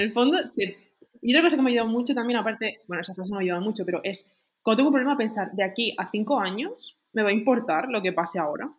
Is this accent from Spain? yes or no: yes; Spain; soy muy española